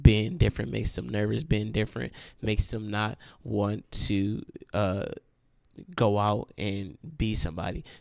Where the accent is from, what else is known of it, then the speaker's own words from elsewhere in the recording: Cleveland, Ohio, United States; now in Akron, United States; I'm from Cleveland, Ohio.